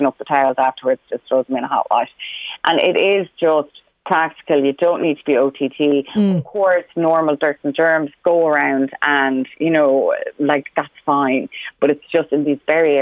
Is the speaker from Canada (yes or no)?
no; Roscommon, Connacht, Ireland; now in Meath, Ireland; Roscommon, my hometown, initially, until I moved to Meath